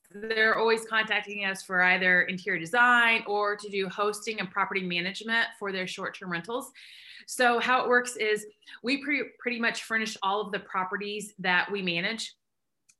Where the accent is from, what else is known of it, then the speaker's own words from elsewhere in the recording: Indiana, United States; moved away as an adult; also born or lived in Michigan; now in Indianapolis, United States; I'm from Indiana originally, from the east side. I'm a farm girl